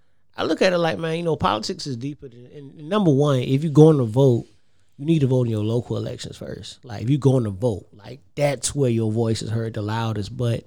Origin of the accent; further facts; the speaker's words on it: Savannah, Georgia, United States; I'm from Savannah. I'm proud to be from Savannah, but I'm not Mr. Savannah.